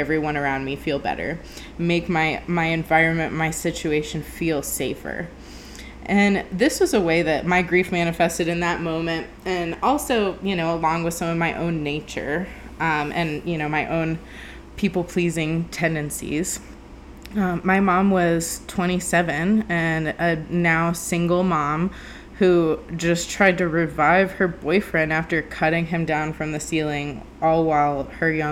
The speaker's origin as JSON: {"language": "English", "town": "Sanford", "region": "Florida", "country": "United States", "tie": "born or raised there", "also_born_or_lived": "Fort Myers, Florida", "moved": "as an adult", "lives_now": "Colorado, United States", "said": "we moved from Fort Myers, Florida to Sanford, Florida, just outside of Orlando. And, that's where I spent, you know, the rest of my life, essentially, until I moved to Colorado a few years ago. I was in the middle of third grade"}